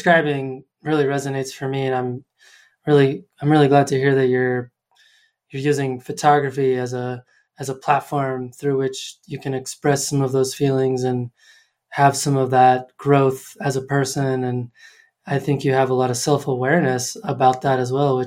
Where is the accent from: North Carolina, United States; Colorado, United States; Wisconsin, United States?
Colorado, United States; Colorado Springs; moved away as an adult; now in Portland, United States; my hometown where I grew up and spent most of my life. We moved from Colorado Springs, Colorado, all the way to Portland, Oregon